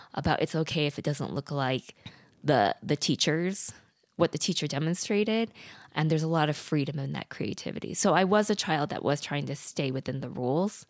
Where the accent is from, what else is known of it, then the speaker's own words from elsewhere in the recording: Idaho, United States; moved away; also born or lived in South Korea; I was adopted from Korea at eight months old, and I grew up in the rural areas of Idaho on a dirt road